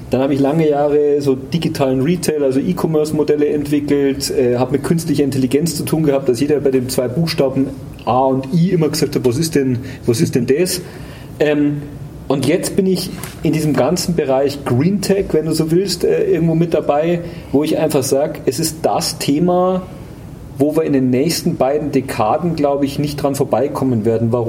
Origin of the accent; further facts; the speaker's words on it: Munich, Bavaria, Germany; gehöre zu der aussterbenden Art der gebürtigen Münchner.